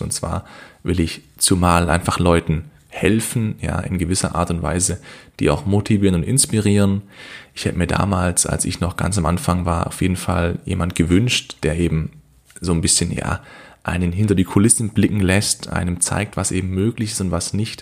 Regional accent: Kornwestheim, Baden-Württemberg, Germany; ich komme aus Kornwestheim

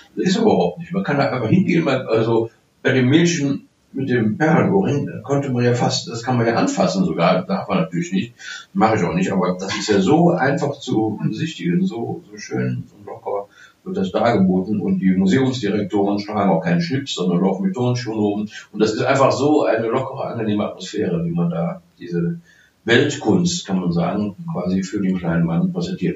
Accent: Cologne, North Rhine-Westphalia, Germany; als Kölner

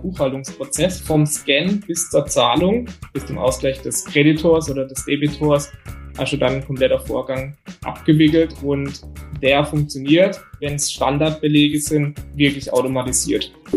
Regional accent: Bietigheim, Baden-Württemberg, Germany; komme aus dem Biedigheim nahe Karlsruhe und bin 30 Jahre alt

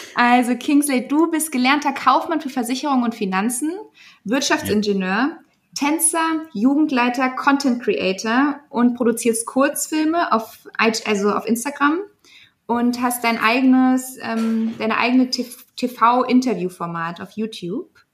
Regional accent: Germany; wir sind ja auch alle Deutsche, aber so wie wir Deutsch mit Migrationsgeschichte

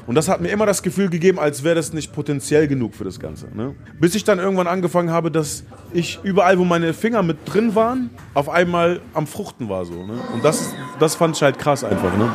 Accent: Gifhorn, Lower Saxony, Germany; in Gifhorn, wo ich groß geworden bin

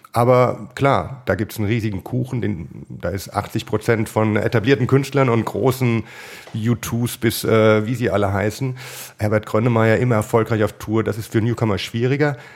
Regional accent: Hesse, Germany; Ich bin Hesse

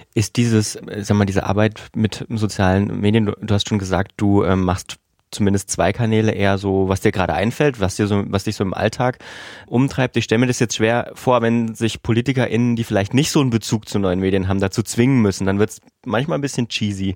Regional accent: southern Thuringia, Germany; ich komme ja auch vom Dorf und ich würde das Vogtland einfach mal so auch mit der Region Südthüringen, wo ich herkomme

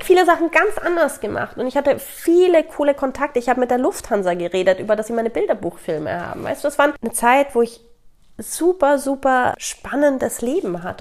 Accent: Italy; moved away; ich bin in Italien mit auch aufgewachsen

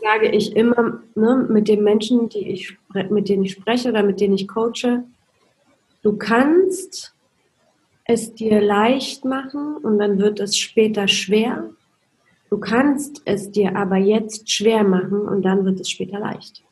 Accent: Poland; moved away; ich bin in Polen aufgewachsen. Es war im Kommunismus

